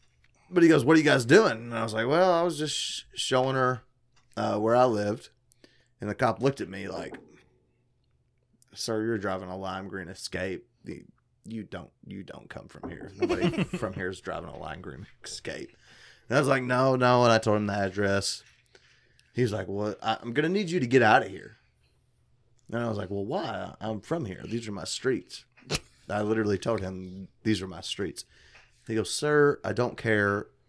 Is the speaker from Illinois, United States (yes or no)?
yes; East St. Louis, Illinois, United States; I'm actually from East St. Louis, so it's...